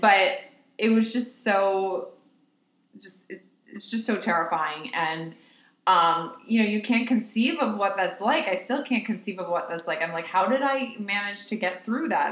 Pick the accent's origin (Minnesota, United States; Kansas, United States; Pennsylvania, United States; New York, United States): New York, United States; I was born and raised in New York